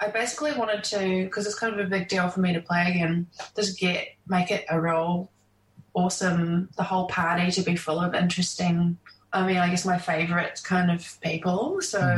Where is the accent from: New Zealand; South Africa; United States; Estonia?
New Zealand; playing in my home country